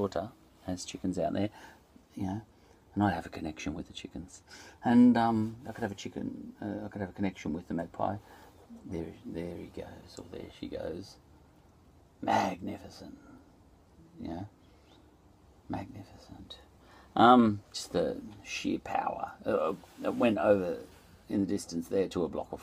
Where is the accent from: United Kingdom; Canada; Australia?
Australia; I'm an Australian